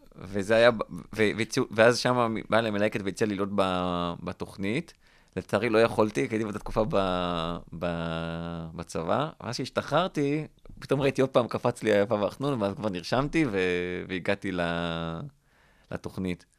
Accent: Rishon LeZion, Central District, Israel; גדלתי בראשון לציון

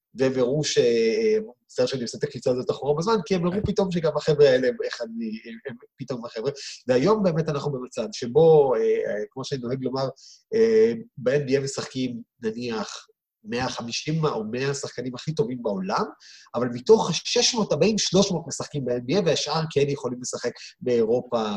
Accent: Israel

